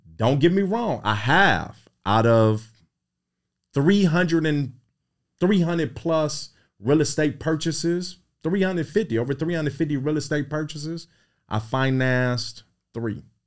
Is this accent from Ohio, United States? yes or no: yes; Cleveland, Ohio, United States; I was raised in Midtown, sixty-eighth and Carnegie